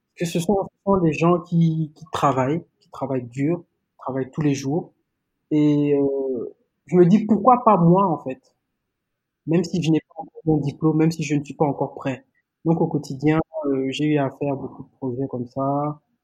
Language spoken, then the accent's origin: French; Gabon; moved away as an adult; now in Senegal; J'ai grandi au Gabon. Donc, j'ai passé 18 ans de ma vie là-bas. Je suis né au Gabon de parents sénégalais